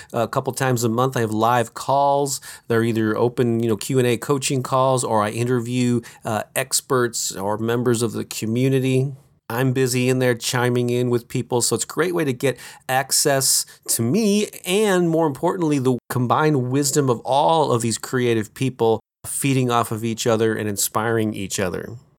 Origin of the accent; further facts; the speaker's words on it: St. Louis, Missouri, United States; my hometown of Saint Louis, Missouri